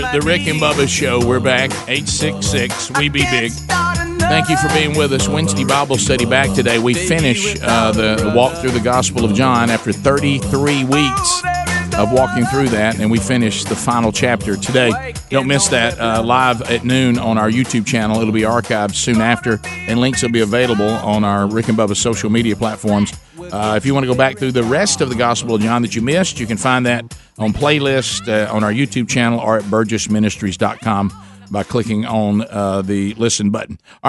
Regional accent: Vietnam; We're from Vietnam. We're not even from China.

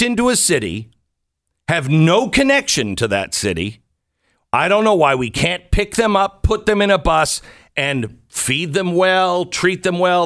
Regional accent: Texas, United States; as a Texan

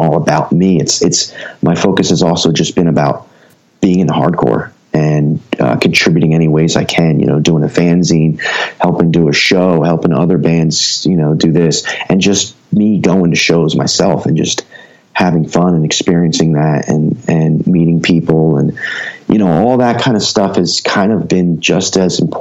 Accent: Ewing Township, New Jersey, United States; also born or lived in Trenton, New Jersey / Lawrenceville, New Jersey; born in Trenton, and grew up in Ewing Township, which was just a suburb of Trenton

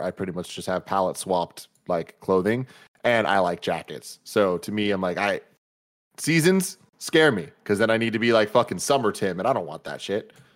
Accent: San Francisco, California, United States; growing up in San Francisco

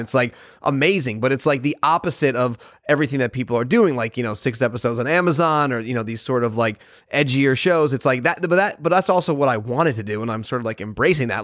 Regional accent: Connecticut, United States; moved away; I grew up in Connecticut

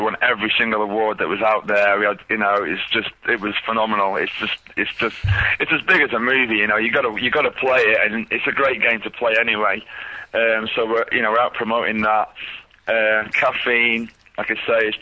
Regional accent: England, United Kingdom; moved away; I'm from England.

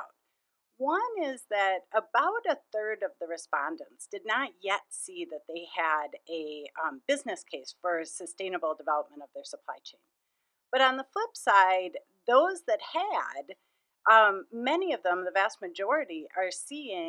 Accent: Minnesota, United States; I grew up in Minnesota, and I just find it such a wonderful place to live

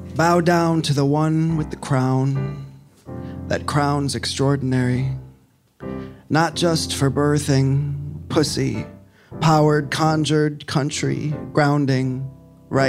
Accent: Chicago, Illinois, United States; my mom owned a bar in the city growing up

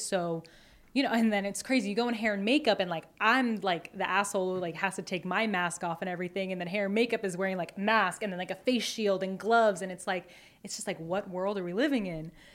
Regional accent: Long Island, New York, United States; now in Astoria, Queens, United States; I grew up on Long Island

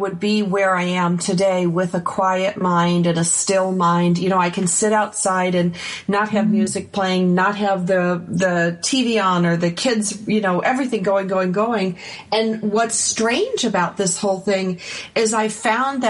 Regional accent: Buffalo, New York, United States; I grew up in Buffalo

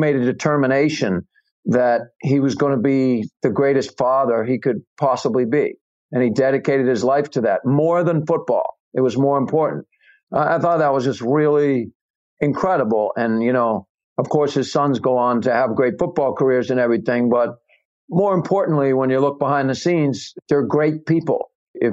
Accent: New England, United States; I'm from New England.

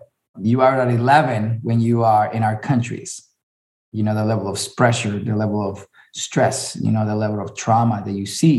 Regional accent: Miami, Florida, United States; born there; and my dad is Venezuelan and raised in Colombia, and my mom is Colombian, raised in Colombia, and I was born in Miami, so it doesn't get more Latino than the household yesterday, you know?

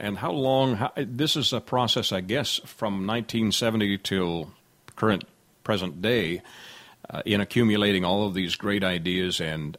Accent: Sarnia, Ontario, Canada; also born or lived in Southwest United States; now in United States; You're in my home country of Canada. I'm transplanted to the Southwest and delighted to visit with you. In fact, I believe you're about 60 miles from the town I grew up in, Sarnia, Ontario.

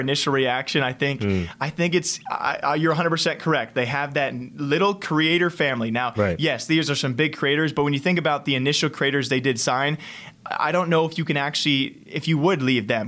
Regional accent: United States

